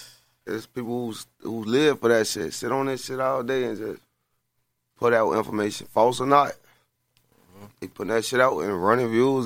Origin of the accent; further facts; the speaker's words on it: Chicago, Illinois, United States; For sure, I made my real first big bag out there, and I'm from Chicago.